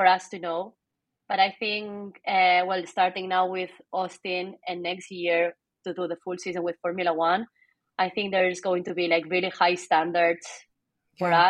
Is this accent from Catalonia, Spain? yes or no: yes; Barcelona, Catalonia, Spain; English is a second language; moved away; also born or lived in Chicago; I'm from Barcelona.